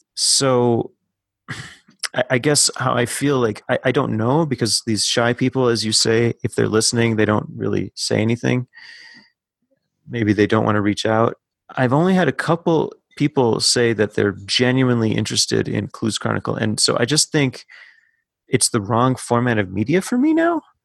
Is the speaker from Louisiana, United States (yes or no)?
no; Minnesota, United States; as a Minnesotan